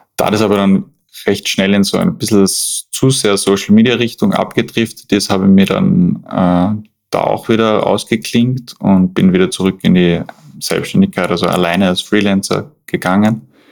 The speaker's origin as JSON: {"language": "German", "town": "Schladming", "region": "Styria", "country": "Austria", "moved": "as an adult", "lives_now": "Vienna, Austria", "said": "ich komme eigentlich aus Schladming, aus den steirischen Bergen. Bin aber mittlerweile fast 15 Jahre schon in Wien"}